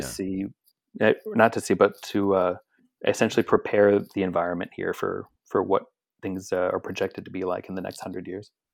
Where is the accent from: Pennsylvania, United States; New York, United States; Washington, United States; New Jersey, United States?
Pennsylvania, United States; Philadelphia; I'm from Philadelphia, Pennsylvania